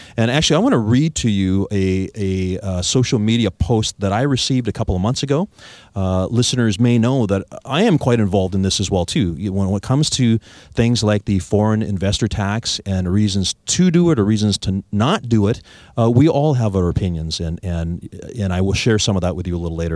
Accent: Victoria, British Columbia, Canada; I was born and raised here in Victoria.

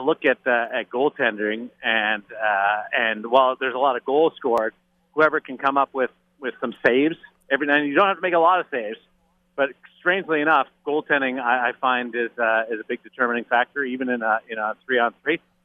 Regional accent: Canadian Prairies, Canada; We're we're Canadian prairie buddies.

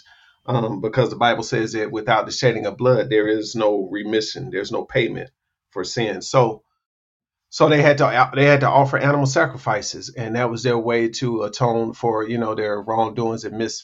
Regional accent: South Carolina, United States; moved away as an adult; I'm from South Carolina, but I've never been close to family because I left home at the age of 18

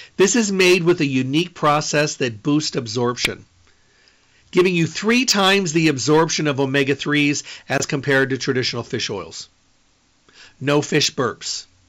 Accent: Midwest, United States; I'm from the Midwest

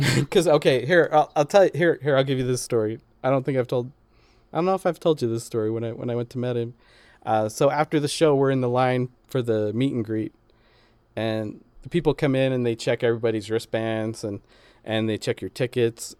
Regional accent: Utah, United States; also born or lived in Chicago; I grew up in Utah

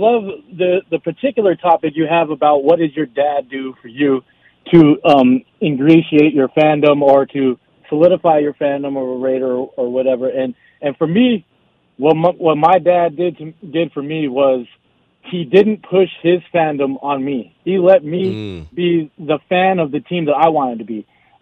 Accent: Albuquerque, New Mexico, United States; growing up in Albuquerque, there's not a local team

